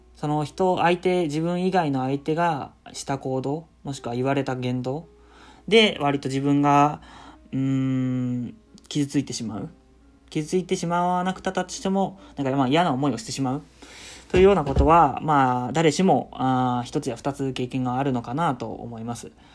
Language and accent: Japanese; Shizuoka, Japan; 僕、まあ、静岡県出身